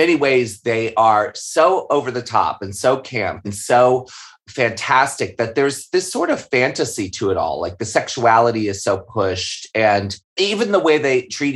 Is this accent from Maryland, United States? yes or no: yes; Maryland, United States; I grew up in Maryland